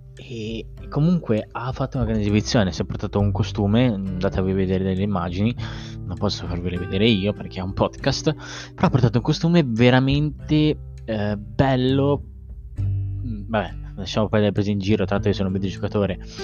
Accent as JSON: {"language": "Italian", "town": "Sanremo", "region": "Liguria", "country": "Italy", "said": "io provengo da Sanremo, tra l'altro, sono a cinque chilometri"}